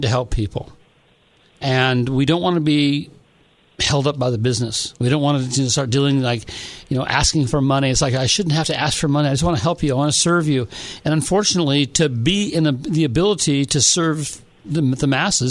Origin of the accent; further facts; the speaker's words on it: San Diego, California, United States; I grew up in San Diego